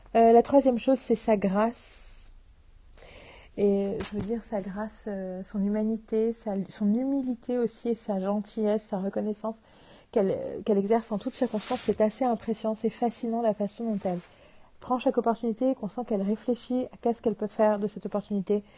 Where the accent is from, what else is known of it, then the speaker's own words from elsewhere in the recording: France; chez nous en France